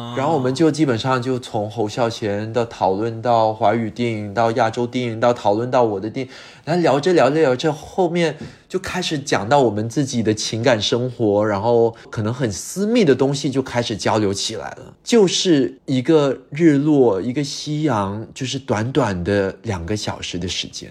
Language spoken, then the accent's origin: Chinese; Singapore; first language English; Chinese is a second language; moved away as an adult; also born or lived in United Kingdom; 我自己在新加坡长大，后面又去了英国深造，在英国待了十五年的时间